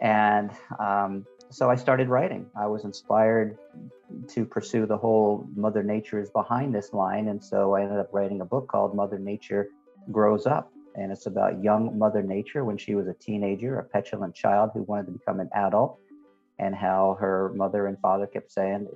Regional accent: United States; now in Europe; as an American, we kind of are becoming more and more isolated

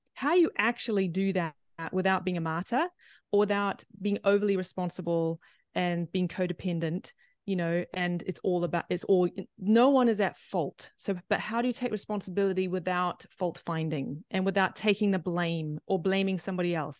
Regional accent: New Zealand; but I'm from New Zealand

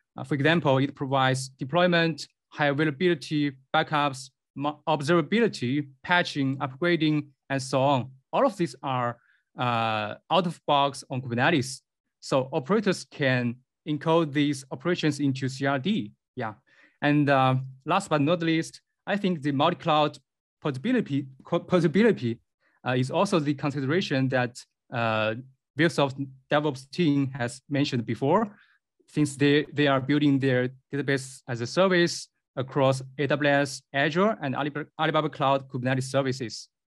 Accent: Beijing, China; I come from Beijing, China

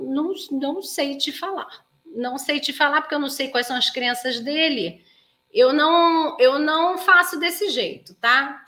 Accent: Rio de Janeiro, Brazil; moved away; como se fala lá na minha terra, no Rio de Janeiro

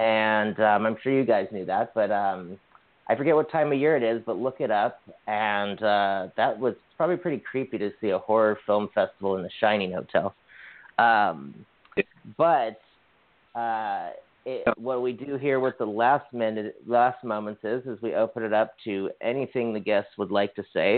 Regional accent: Hawaii, United States; now in California, United States; I'm from Hawaii

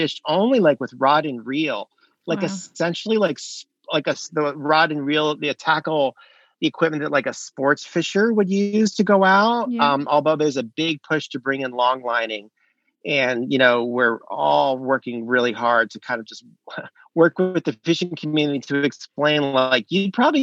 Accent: South Florida, United States; now in North Carolina, United States; I grew up in South Florida on an estuary, like a mangrove rimmed estuary

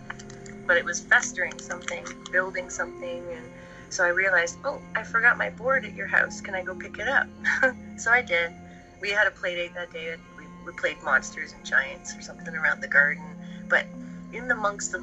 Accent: Ottawa, Ontario, Canada; I'm from Ottawa

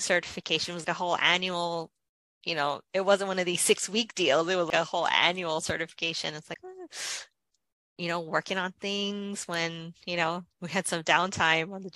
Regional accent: Hawaii, United States; I'm from Hawaii

